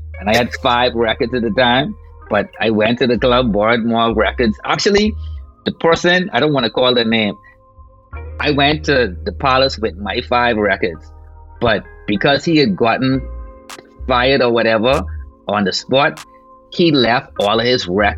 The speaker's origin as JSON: {"language": "English", "town": "Nassau", "region": "New Providence", "country": "Bahamas", "tie": "born or raised there", "said": "I grew up in like the ghetto, right? And Rock Crusher is the name of the place that I'm from. Proud to say I'm from Rock Crusher."}